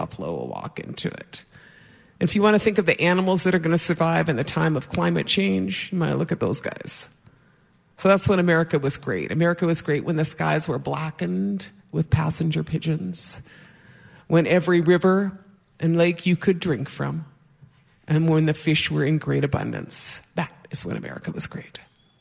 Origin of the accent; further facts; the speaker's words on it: White Earth Reservation, Minnesota, United States; I'm from the White Earth Reservation and Bear Clan